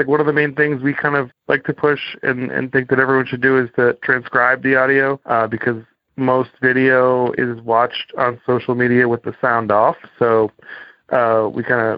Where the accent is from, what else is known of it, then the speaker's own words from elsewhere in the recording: Cape Cod, Massachusetts, United States; moved away; I grew up on Cape Cod, Massachusetts